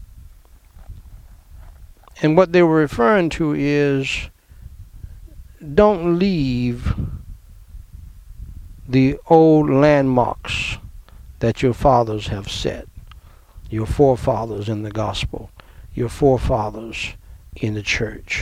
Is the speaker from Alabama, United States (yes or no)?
no; New York City, New York, United States; growing up in Brooklyn, New York